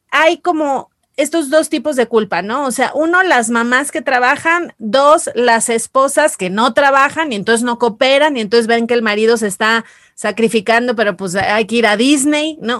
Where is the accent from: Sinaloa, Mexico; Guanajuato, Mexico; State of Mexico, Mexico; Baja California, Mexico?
Sinaloa, Mexico; Mazatlán; yo soy de Mazatlán